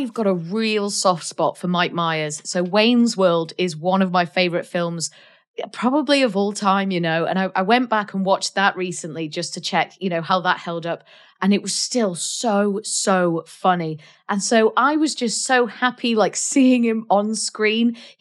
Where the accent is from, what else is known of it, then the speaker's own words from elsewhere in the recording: North Wales, United Kingdom; I am from North Wales, which is the most beautiful place in the world.